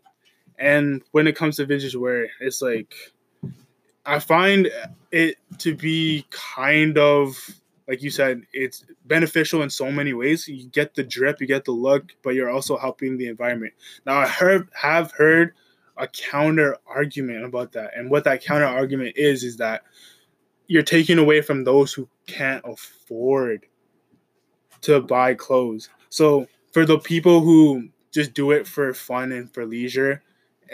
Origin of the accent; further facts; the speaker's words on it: Canada; I grew up here